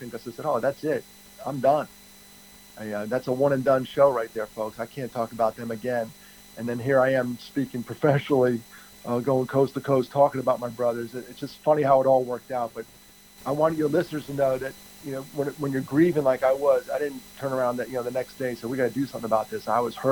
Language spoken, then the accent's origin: English; Greenville, South Carolina, United States; I am in my hometown of Greenville, South Carolina